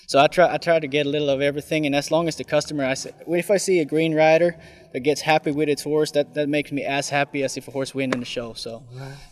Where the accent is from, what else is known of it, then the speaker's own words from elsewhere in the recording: Sweden; now in United States; My home country is Sweden, actually.